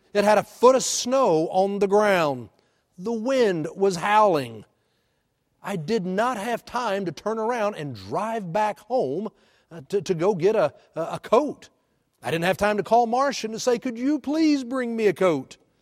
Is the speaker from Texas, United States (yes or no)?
yes; Texas, United States; moved away as an adult; now in Oklahoma, United States; I was born in Texas, and I grew up in Texas